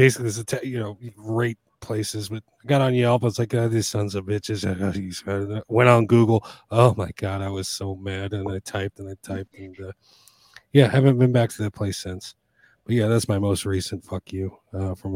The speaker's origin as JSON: {"language": "English", "country": "United States", "said": "I'm an American"}